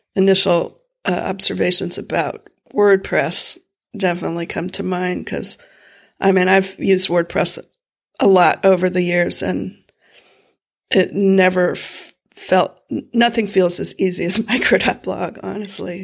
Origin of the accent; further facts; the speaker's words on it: Florida, United States; moved away; I grew up in Florida